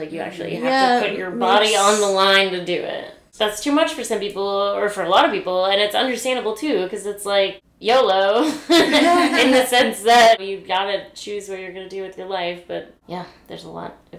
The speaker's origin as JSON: {"language": "English", "town": "Richmond", "region": "Virginia", "country": "United States", "tie": "born or raised there", "said": "I grew up in Richmond, Virginia, but I kind of lived in, like, a suburb of Richmond, but my school was near downtown"}